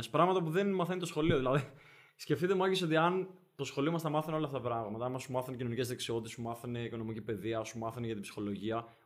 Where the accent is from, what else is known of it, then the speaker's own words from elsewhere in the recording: Denmark; Επειδή είμαι, είμαι από Δανία.